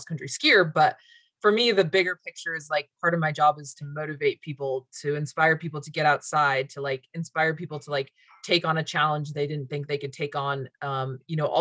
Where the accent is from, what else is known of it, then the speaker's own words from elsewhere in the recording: Utah, United States; moved away as an adult; now in Alaska, United States; I grew up in the West in Utah